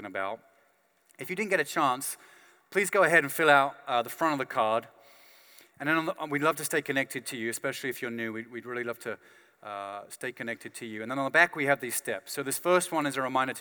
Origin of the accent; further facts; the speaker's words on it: United Kingdom; I'm British